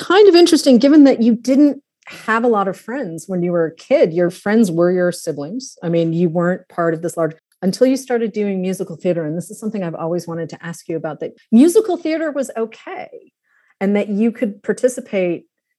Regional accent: East Coast, United States; I grew up on the East Coast

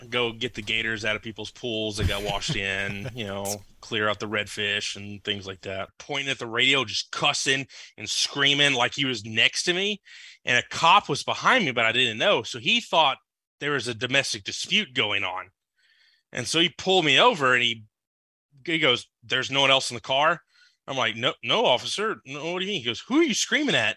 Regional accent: Lafayette and Lake Charles, Louisiana, United States; I grew up in Lafayette and Lake Charles

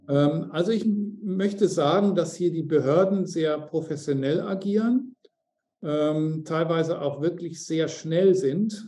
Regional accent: Germany; moved away as an adult; now in Mauritius; als Deutsche

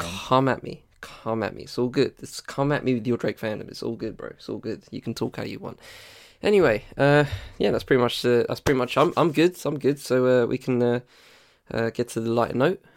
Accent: United Kingdom

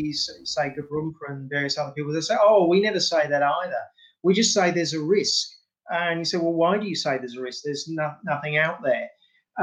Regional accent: Innisfail, Queensland, Australia; also born or lived in England; I'm a Pom originally, but I grew up in Innisfail

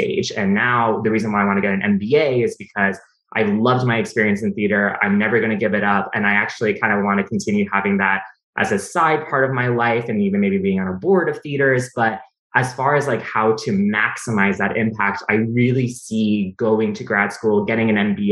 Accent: Austin, Texas, United States; English is a second language; also born or lived in California / Mexico / Norway; I grew up in Austin, Texas.

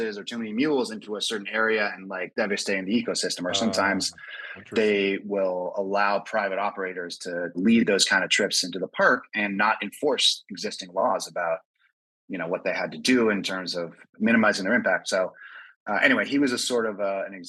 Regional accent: Northern California, United States; I grew up in Northern California

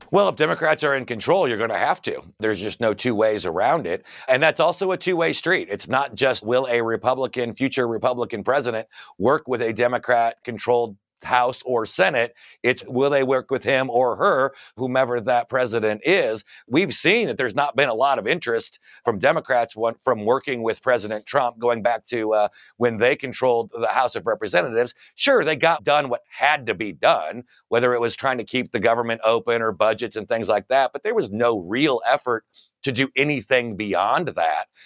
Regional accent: Fort Wayne, Indiana, United States; there was a public high school in my hometown of Fort Wayne, Indiana

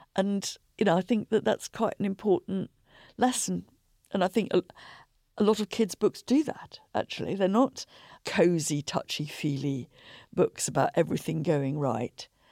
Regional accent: Shropshire, West Midlands, United Kingdom; I was growing up in Shropshire

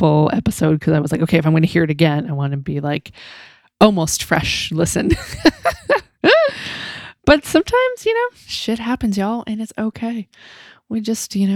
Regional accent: Massachusetts, United States; I'm from Massachusetts

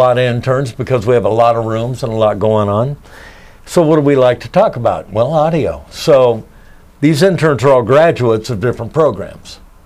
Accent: Kansas, United States; I grew up in Kansas

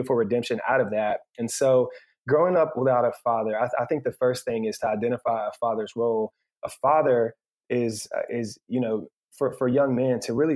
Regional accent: Asheville, North Carolina, United States; now in Matthews, United States; we grew up in Asheville, North Carolina

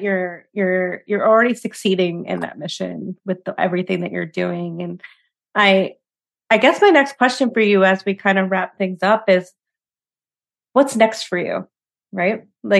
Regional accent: New York, United States; I'm a New Yorker.

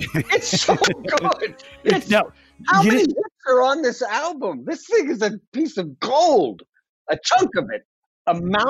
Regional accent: Texas, United States; moved away; I grew up in Texas.

